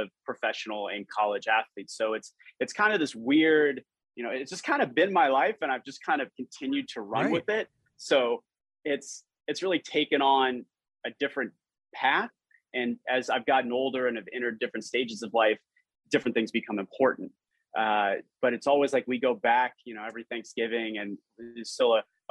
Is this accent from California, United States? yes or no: yes; Los Angeles, California, United States; moved away as an adult; also born or lived in Green Bay, Wisconsin; now in Miami, United States; I grew up in Los Angeles